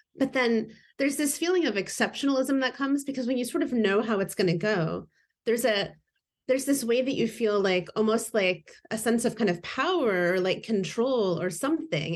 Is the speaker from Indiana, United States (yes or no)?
yes; Indiana, United States; moved away as an adult; now in Seattle, United States; I've been here about twenty years, but I grew up in Indiana